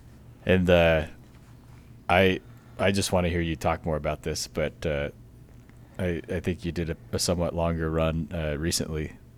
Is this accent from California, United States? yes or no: no; San Angelo, Texas, United States; I'm from San Angelo, Texas, out in West Texas, and grew up in the same little small town my whole, you know, raising there from birth to 18, and had a fun family of six